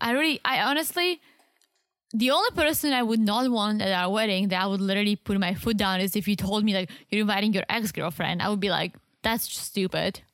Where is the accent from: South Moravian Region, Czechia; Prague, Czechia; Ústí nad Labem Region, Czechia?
South Moravian Region, Czechia; English is a second language; moved away; I'm from the Southeast, which is literally on the border with Slovakia and Austria